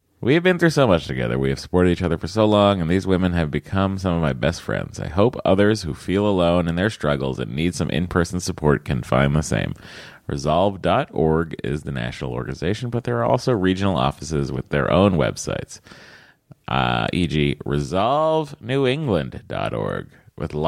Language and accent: English; Stoneham, Massachusetts, United States; That's where I was born. I was born in Stoneham.